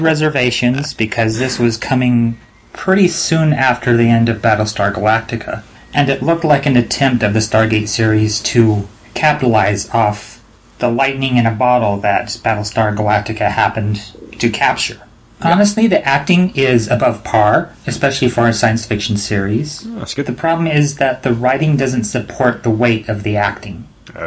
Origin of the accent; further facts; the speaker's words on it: United States; being American